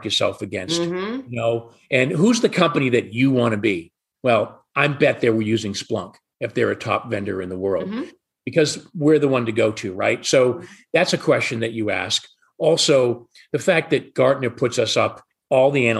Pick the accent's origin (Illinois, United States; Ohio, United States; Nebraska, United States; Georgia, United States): Georgia, United States; Atlanta; I'm from Atlanta as well